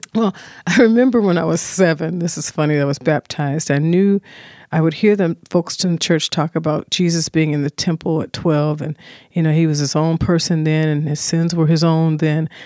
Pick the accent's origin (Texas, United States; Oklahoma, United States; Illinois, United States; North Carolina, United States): Illinois, United States; Chicago; also born or lived in Burlington, Iowa; I settled in Chicago on the South Side, and we began to move as, uh, things were changing ethnically in communities to a place called Inglewood